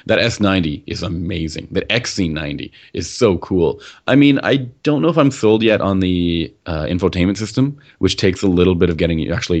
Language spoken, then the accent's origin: English; Canada; I'm still here in Toronto, and you're over there in Quebec, and you know, we're still Canadian